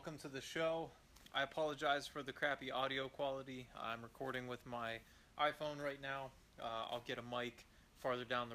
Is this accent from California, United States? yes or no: no; Eastern Ohio, United States; I grew up in Eastern Ohio, in the middle of nowhere